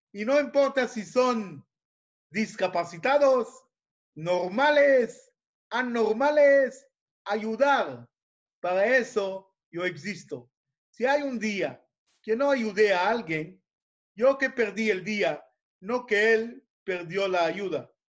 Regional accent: Israel; Spanish is a second language; e inglés por modo de la escuela aquí en Israel, hebreo no sé por qué, yo soy israelí

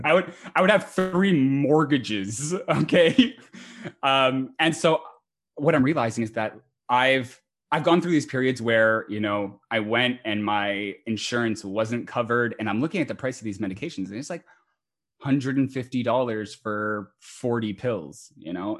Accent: Montreal, Quebec, Canada; I am from Montreal, Oh, Canada

